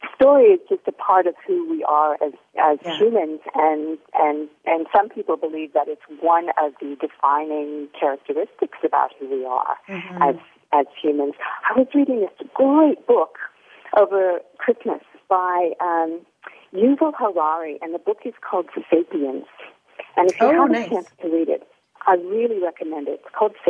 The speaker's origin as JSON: {"language": "English", "town": "Mount Vernon", "region": "Ohio", "country": "United States", "tie": "born or raised there", "moved": "as an adult", "lives_now": "Sydney, Australia", "said": "I was born in little Mount Vernon, Ohio"}